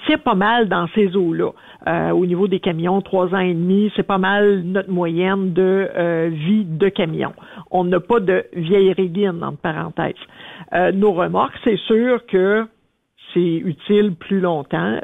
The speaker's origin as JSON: {"language": "French", "town": "Sherbrooke", "region": "Quebec", "country": "Canada", "tie": "born or raised there", "also_born_or_lived": "Abitibi", "moved": "yes", "said": "je suis originaire de Sherbrooke"}